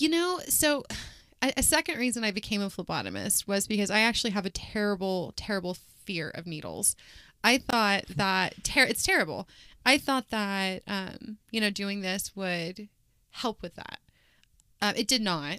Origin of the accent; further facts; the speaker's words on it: Wichita, Kansas, United States; I was born and raised here in Wichita.